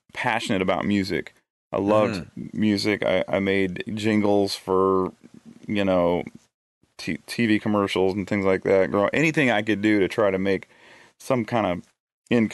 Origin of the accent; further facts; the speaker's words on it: Eugene, Oregon, United States; moved away as an adult; now in Nashville, United States; my hometown of Eugene